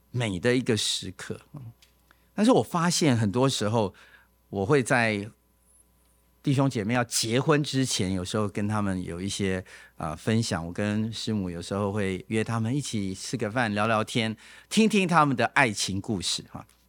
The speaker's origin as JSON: {"language": "Chinese", "region": "Taipei", "country": "Taiwan", "tie": "born or raised there", "said": "我是台北长大的嘛"}